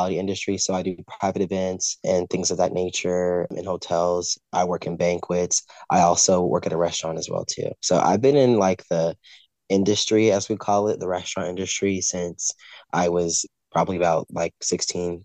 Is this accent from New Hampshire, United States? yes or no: no; Fort Worth, Texas, United States; I am born and raised in Fort Worth, Texas